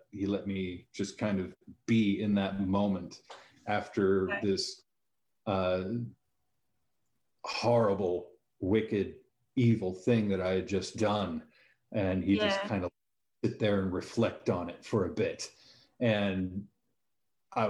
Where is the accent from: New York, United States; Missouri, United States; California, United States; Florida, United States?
California, United States; San Diego; Growing up in San Diego, we had pretty easy access to the beach